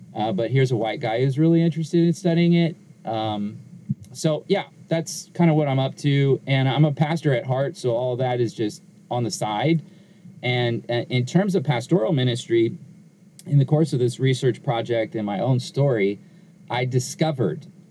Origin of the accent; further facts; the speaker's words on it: Inglewood, California, United States; I was born in Southern California. I was raised in uh, Inglewood, California, where I currently live